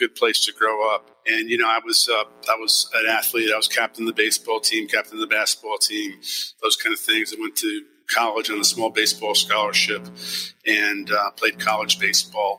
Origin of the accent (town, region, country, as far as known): New Jersey, United States; born or raised there; also born or lived in New York City, New York